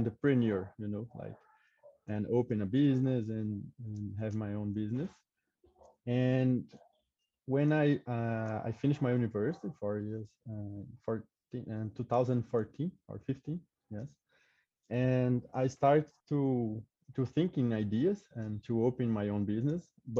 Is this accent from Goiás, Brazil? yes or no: yes; Goiás, Brazil; English is a second language; moved away as an adult; also born or lived in São Paulo; I grew up in a small city in Goiás